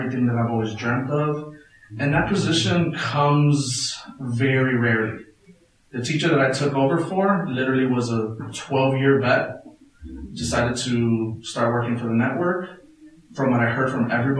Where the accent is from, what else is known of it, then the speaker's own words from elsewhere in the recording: Chicago, Illinois, United States; I grew up in Little Village